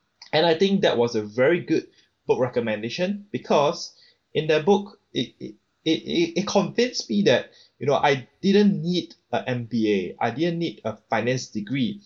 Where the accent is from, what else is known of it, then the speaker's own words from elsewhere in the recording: Singapore; I come from Singapore